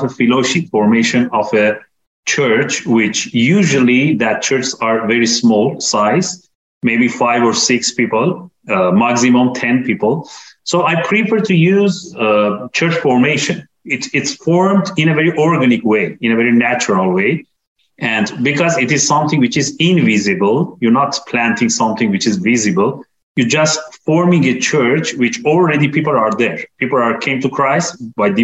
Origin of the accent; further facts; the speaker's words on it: Iran; I'm coming from Iran